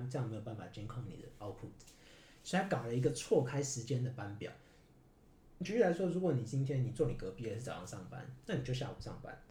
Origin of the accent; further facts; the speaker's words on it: Taiwan; moved away as an adult; now in Japan; 我们台湾人